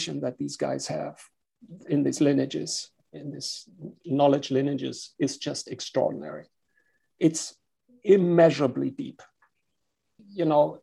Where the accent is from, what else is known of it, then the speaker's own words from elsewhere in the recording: Germany; accent: German; English is a second language; I'm from Germany, as you can hear with my accent.